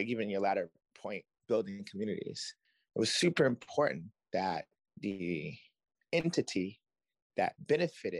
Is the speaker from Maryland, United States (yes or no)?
yes; Baltimore, Maryland, United States; I'm from Baltimore